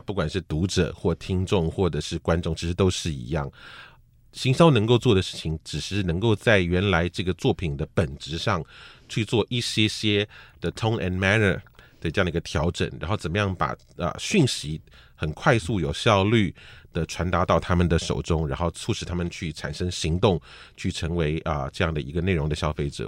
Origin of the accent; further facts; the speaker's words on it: Taiwan; 我小时候的那个台湾